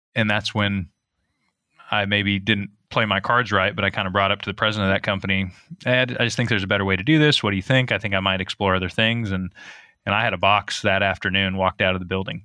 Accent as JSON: {"language": "English", "area": "outside of Eugene", "region": "Oregon", "country": "United States", "tie": "born or raised there", "said": "I grew up outside of Eugene"}